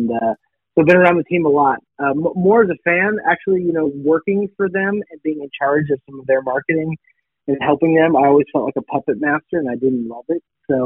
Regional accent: Seattle, Washington, United States; I grew up in Seattle.

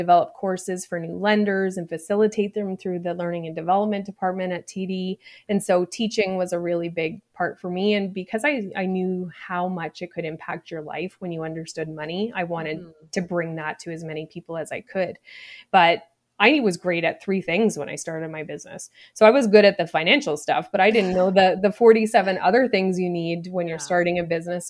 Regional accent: Nova Scotia, Canada; I grew up in Nova Scotia in a small place

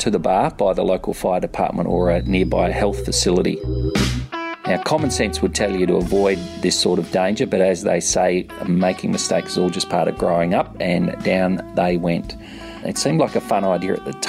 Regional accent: Perth, Western Australia, Australia; born or raised there; moved away as an adult; now in Sydney, Australia

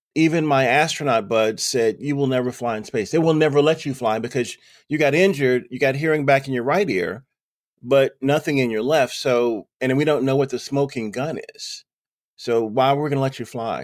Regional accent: Lynchburg, Virginia, United States; Lynchburg, my hometown, where I am right now

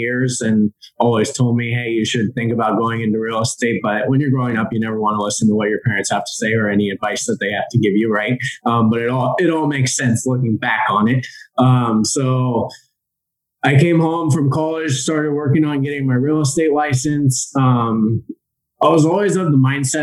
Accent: Silicon Valley, California, United States; I grew up here in the Silicon Valley on the West Coast

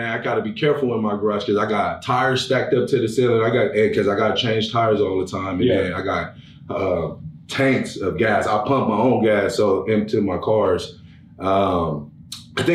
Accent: Los Angeles, California, United States; I grew up in Los Angeles, California. Then I moved to Pomona, and Pomona has the Los Angeles County Fair

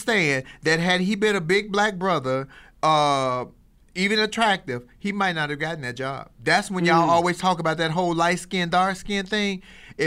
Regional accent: Chicago, Illinois, United States; my hometown of Chicago

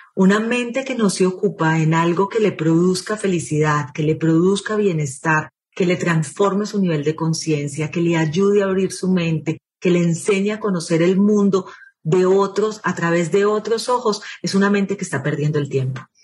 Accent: Lima, Peru; moved away as an adult; now in Colombia; yo nací en Lima, Perú. Mi papá era periodista, por eso nacimos en Perú, y era algo así como uno de los presentadores más íconos de la televisión en Perú. Me viví gran parte de mi vida, estudié el colegio, estudié la universidad en Lima

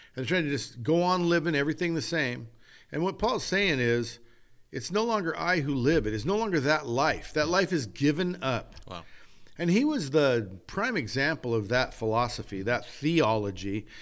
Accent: California, United States; I'm American and I'm Western, a Californian American

